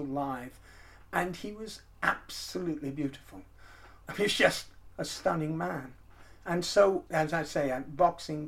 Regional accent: United States; moved away; also born or lived in Texas; When I was about five, I lived in the United States, as you can probably tell from my accent

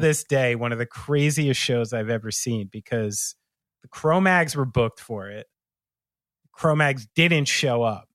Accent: New Jersey, United States; someone like me from New Jersey

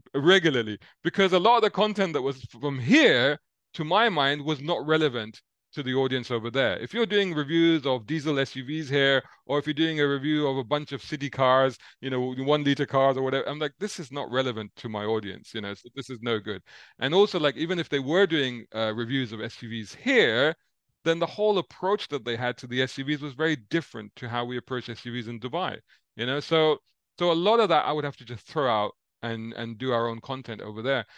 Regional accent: London, United Kingdom; also born or lived in Saudi Arabia; I grew up seventies, eighties in central London

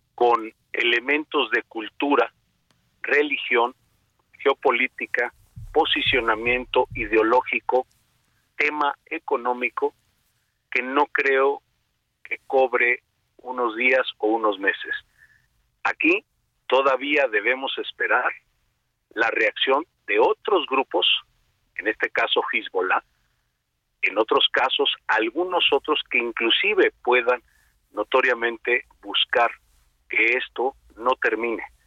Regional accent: Mexico; como mexicanos

